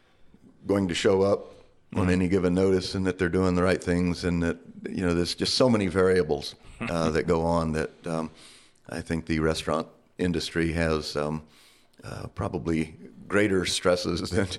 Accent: Tulsa, Oklahoma, United States; now in Flagstaff, United States; And originally, I came out from Tulsa, Oklahoma, to Flagstaff on a wrestling scholarship in the 70s.

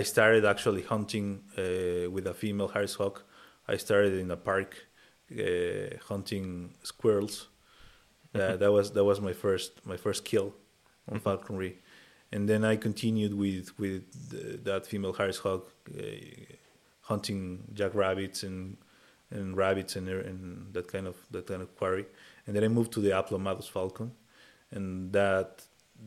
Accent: Mexico City, Mexico; So I grew up in Mexico City, a very crowded city.

